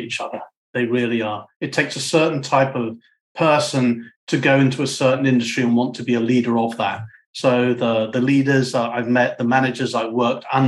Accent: United Kingdom; I'm a Brit as well. I'm a Brit, by the way

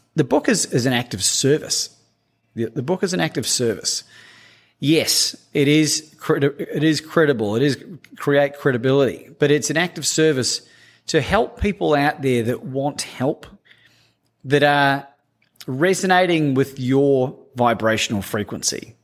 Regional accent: New Zealand; growing up in New Zealand

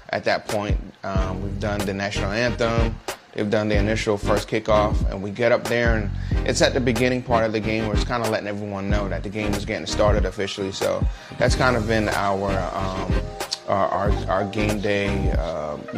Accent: Brooklyn, New York, United States; now in Jacksonville, United States; I'm originally from Brooklyn, New York. Now I live in Jacksonville.

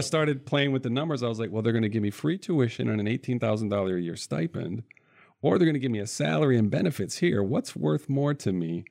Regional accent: central Michigan, United States; I grew up in the Midwest here in Michigan, in central Michigan, couple different cities

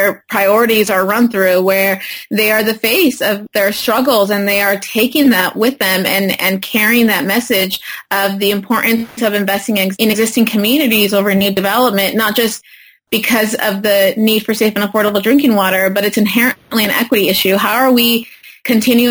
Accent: Parlier, California, United States; I grew up in a small city, Parlier, in the county of Fresno, primarily Latino community, farm worker community

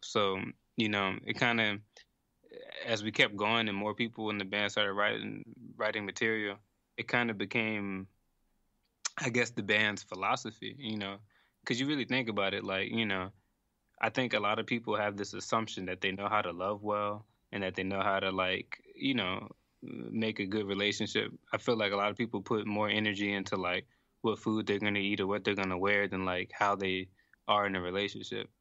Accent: New Orleans, Louisiana, United States; moved away as an adult; also born or lived in Boston / New York City; now in Italy; growing up in New Orleans

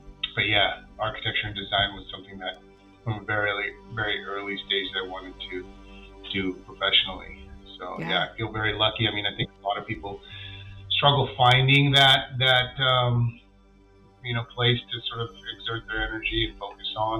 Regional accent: Southern California, United States; growing up in Southern California as Asian Americans

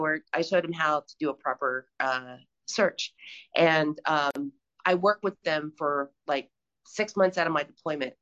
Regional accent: right outside of Philadelphia, Pennsylvania, United States; moved away as an adult; now in Plato, Missouri, United States; I'm from Pennsylvania, right outside of Philly

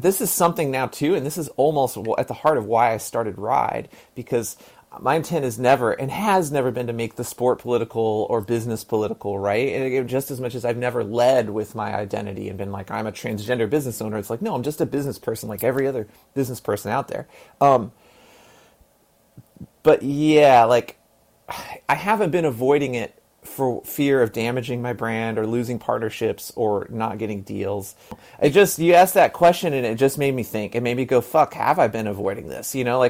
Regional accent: Texas, United States; born there; I was born in Texas. My dad was born in Piggott, Arkansas, in eastern Arkansas.

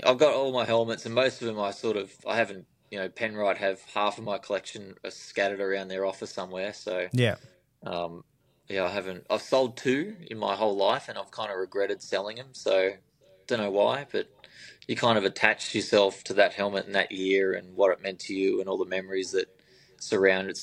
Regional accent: Albury-Wodonga, Australia; I'm from Albury, Wodonga

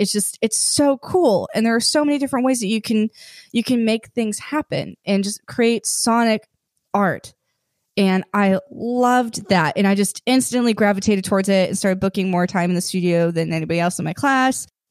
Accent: Silicon Valley, California, United States; moved away as an adult; also born or lived in New Mexico; I grew up in Silicon Valley

